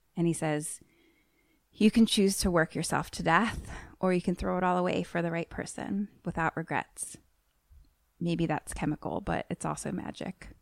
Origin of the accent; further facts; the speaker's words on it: United States; I am American